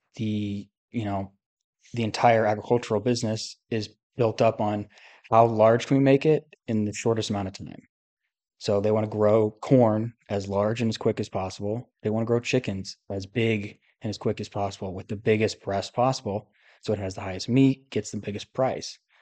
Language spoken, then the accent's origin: English; United States; I'm obviously an American